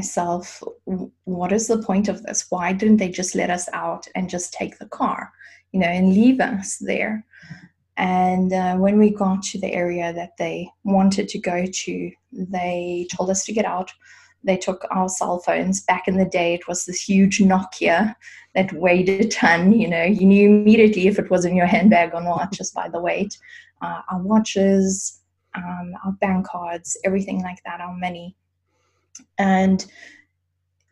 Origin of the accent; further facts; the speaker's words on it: South Africa; moved away as an adult; now in Germany; I grew up in South Africa